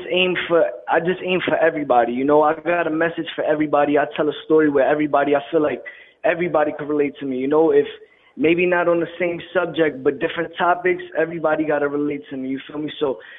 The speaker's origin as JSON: {"language": "English", "town": "New York City", "region": "New York", "country": "United States", "said": "I'm a Colombian hip-hop artist. I'm from Queens, New York City"}